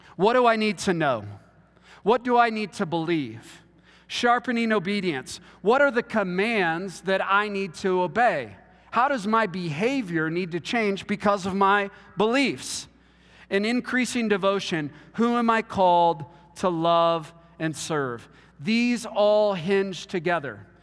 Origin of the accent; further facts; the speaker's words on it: Texas, United States; I'm from Texas